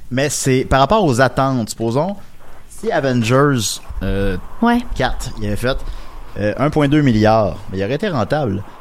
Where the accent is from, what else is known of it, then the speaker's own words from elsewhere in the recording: Quebec City, Quebec, Canada; Ben, je viens de Québec.